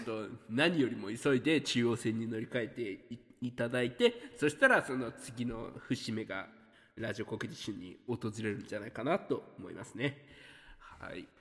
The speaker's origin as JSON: {"language": "Japanese", "region": "Hiroshima", "country": "Japan", "tie": "born or raised there", "said": "地元広島に結構いたのかなとは思うんですけど"}